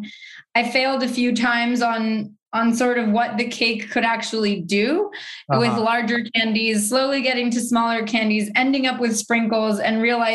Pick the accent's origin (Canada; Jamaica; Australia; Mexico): Mexico; now in New York City, United States; I grew up in Mexico